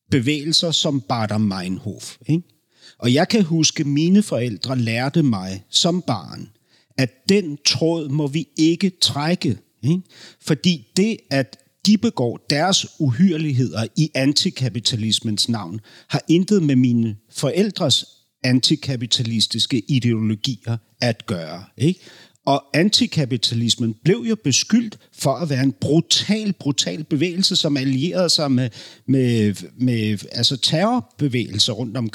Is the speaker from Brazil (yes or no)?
no; Berlin, Germany; Danish is a second language; moved away; jeg voksede op i Berlin i 70 talet i 70-talet, 70'erne.